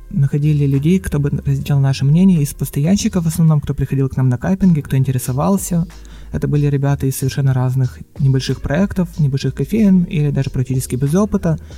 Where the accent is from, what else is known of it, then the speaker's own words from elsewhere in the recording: Kirov, Kirov Oblast, Russia; Да, я сам из Кирова.